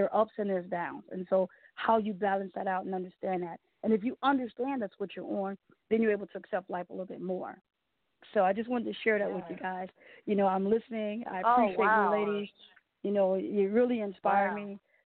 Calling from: Detroit, Michigan, United States; I'm calling from Detroit.

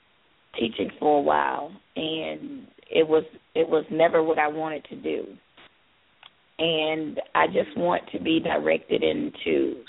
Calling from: Georgia, United States; I'm calling from Georgia.

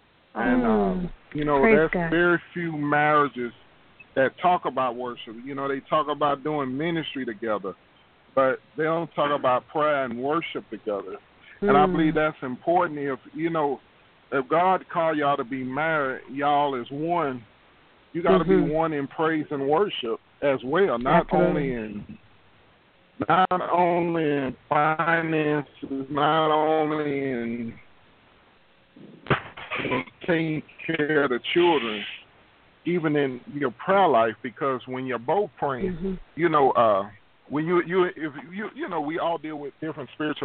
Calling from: Houston, Texas, United States; I'm calling from Houston, Texas.

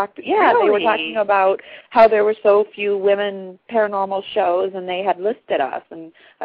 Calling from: Michigan, United States

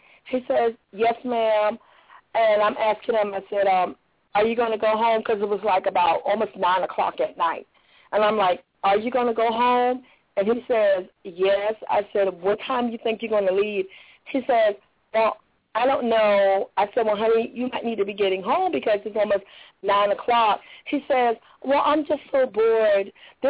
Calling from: Jacksonville, Florida, United States; from Jacksonville.

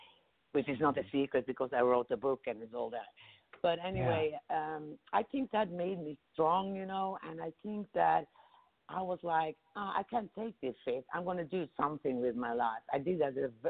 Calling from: Boca Raton, Florida, United States; I'm calling from Boca Raton in Florida.

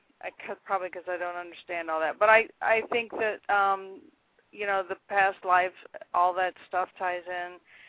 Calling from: Florida, United States; South Florida, U.S.

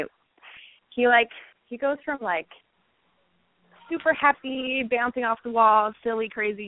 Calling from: Virginia, United States; I'm calling from Virginia.

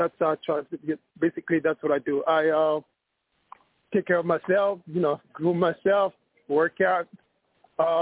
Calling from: New York City, New York, United States; I'm calling from New York

